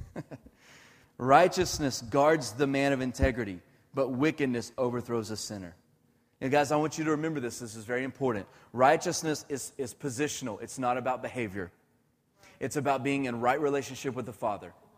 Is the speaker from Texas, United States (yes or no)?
yes; Irving, Texas, United States; I grew up in Irving my whole life